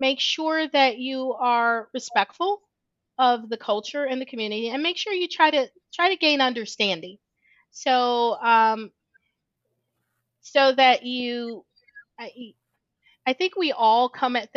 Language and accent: English; Midwest, United States; now in Georgia, United States; I grew up in the Midwest. I now live in the South. In Georgia